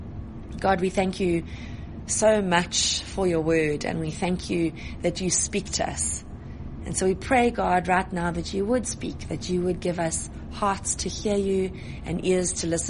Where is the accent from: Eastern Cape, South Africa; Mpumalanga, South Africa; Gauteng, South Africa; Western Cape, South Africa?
Gauteng, South Africa; Johannesburg; I was born in Joburg.